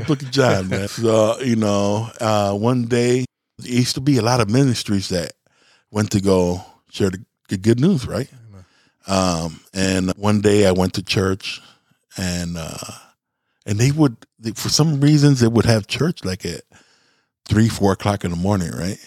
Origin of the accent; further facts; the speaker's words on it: Chicago, Illinois, United States; I'm not from here. I'm from Chicago.